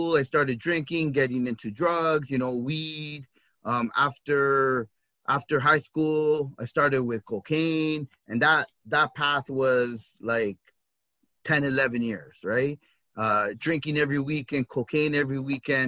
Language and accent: English; Toronto, Ontario, Canada; I grew up in the Regent Park neighborhood of Toronto.